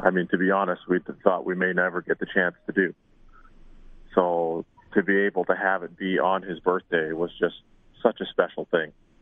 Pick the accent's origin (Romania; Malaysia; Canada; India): Canada; we are Canadian